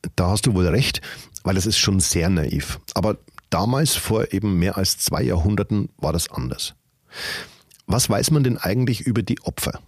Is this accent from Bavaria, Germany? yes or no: yes; Regendorf, Bavaria, Germany; in meiner Heimatstadt